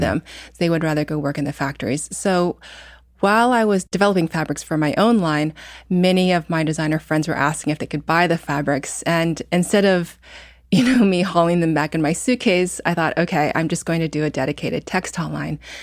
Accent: Indiana, United States; moved away; also born or lived in New York; I grew up in Indiana

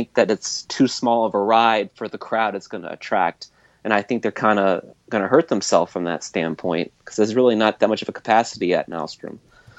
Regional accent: New Orleans, Louisiana, United States

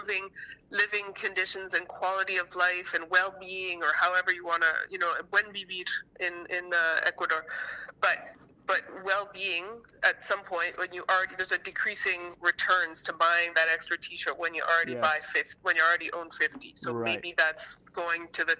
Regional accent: Canada; a Canadian

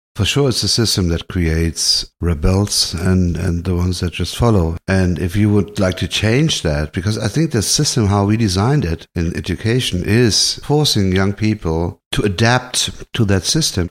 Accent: Hanau, Hesse, Germany; now in Berlin, Germany; German born. I grew up in Hanau, a small town next to Frankfurt.

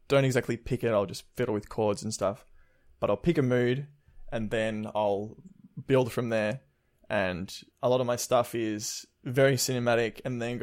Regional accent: Melbourne, Victoria, Australia; I'm from Melbourne

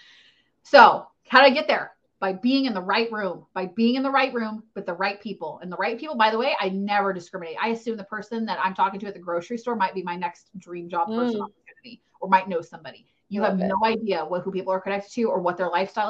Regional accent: United States; I'm an American

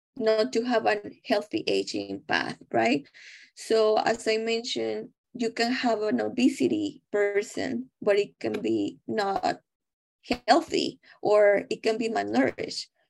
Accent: Mexico; English is a second language; moved away as an adult; now in United States; I am originally from Mexico

